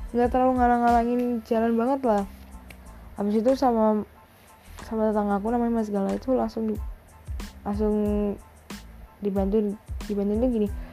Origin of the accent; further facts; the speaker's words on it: Surabaya, East Java, Indonesia; aku anak Surabaya, bisa bahasa Jawa, tapi nggak sekental itu.